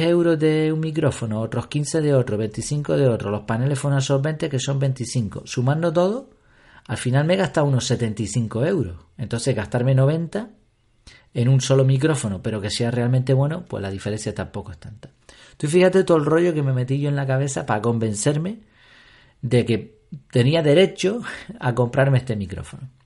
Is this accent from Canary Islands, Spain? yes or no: yes; Canary Islands, Spain; aquí en Canarias